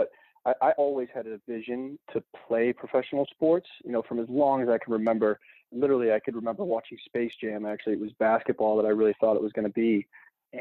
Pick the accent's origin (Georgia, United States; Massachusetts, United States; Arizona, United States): Massachusetts, United States; Quincy; Growing up in Quincy, it's not a hotbed for lacrosse by any means